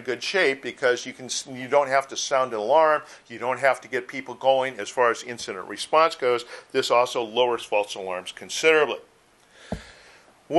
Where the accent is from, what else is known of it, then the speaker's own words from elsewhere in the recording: Chicago, Illinois, United States; now in Southern California, United States; I'm from Chicago originally, so I'm used to it